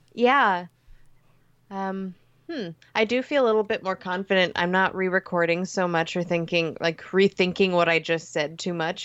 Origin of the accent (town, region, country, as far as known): Lafayette, Indiana, United States; born or raised there